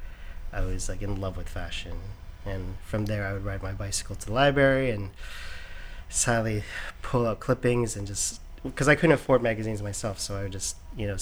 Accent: Oakville, Ontario, Canada; now in New York, United States; I grew up in a suburb called Oakville. It's about 20 minutes from Toronto.

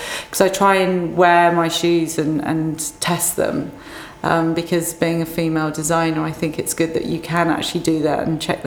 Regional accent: Cambridgeshire, East of England, United Kingdom; I grew up in Cambridgeshire.

